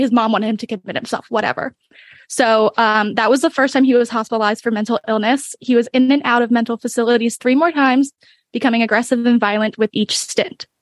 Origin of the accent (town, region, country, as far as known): Bucks County, Pennsylvania, United States; born or raised there; moved away